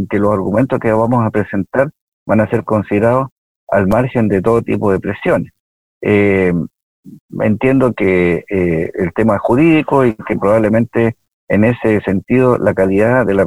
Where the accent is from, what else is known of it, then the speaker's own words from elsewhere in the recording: Villa Alemana, Valparaíso, Chile; Bueno, yo efectivamente soy de Villa Alemana, yo eh, viví en Villa Alemana, eh, estudié en el Liceo de Villa Alemana seis años